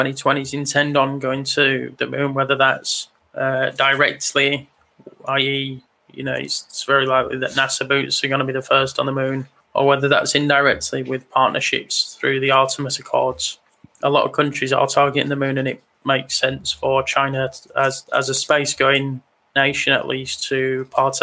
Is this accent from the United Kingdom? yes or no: yes; England, United Kingdom; I'm English